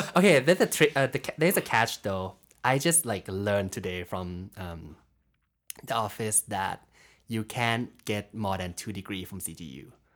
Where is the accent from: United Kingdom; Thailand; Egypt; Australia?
Thailand; Bangkok; moved away as an adult; I'm from Thailand. So, um, been living in Bangkok for my, like, whole life